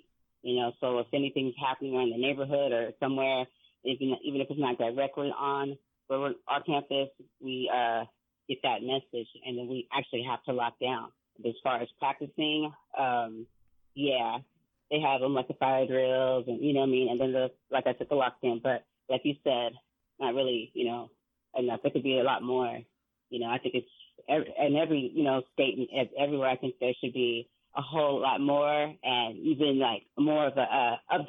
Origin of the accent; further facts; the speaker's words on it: San Diego, California, United States; But me growing up in San Diego, like to this day, my favorite place to be is Seaport Village, and that's in downtown San Diego area by the bay.